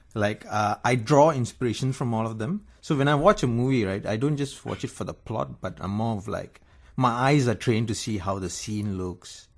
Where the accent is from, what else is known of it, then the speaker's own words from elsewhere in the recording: Kajang, Selangor, Malaysia; I'm from Kajang, and I used to be an engineer